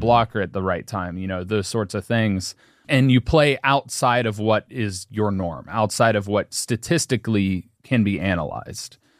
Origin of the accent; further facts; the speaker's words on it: Cincinnati, Ohio, United States; I was born in Cincinnati